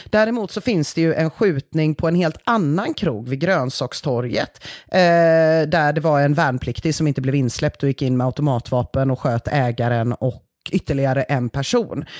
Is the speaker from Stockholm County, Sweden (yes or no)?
no; Gothenburg, Västra Götaland, Sweden; vi göteborgare